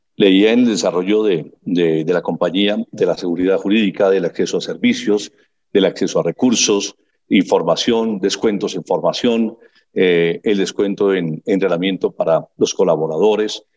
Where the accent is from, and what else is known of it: Colombia